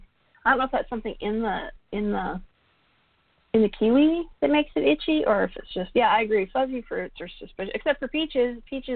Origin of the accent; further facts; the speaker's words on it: Georgia, United States; also born or lived in California; now in Oregon, United States; Yeah, I grew up in Georgia